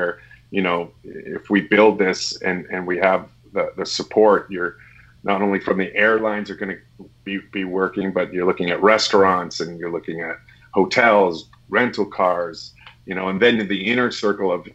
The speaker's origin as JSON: {"language": "English", "town": "Winnipeg", "region": "Manitoba", "country": "Canada", "tie": "born or raised there", "said": "Manitoba, where I grew up in Winnipeg"}